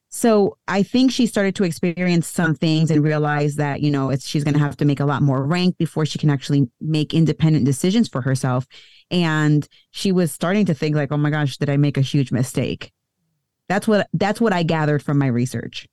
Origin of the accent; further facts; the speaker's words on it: United States; I was born here in the U S